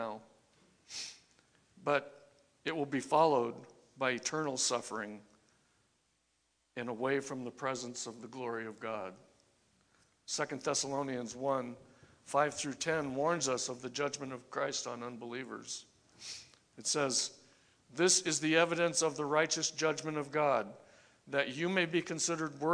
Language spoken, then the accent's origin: English; California, United States; now in Idaho, United States; I'm from California.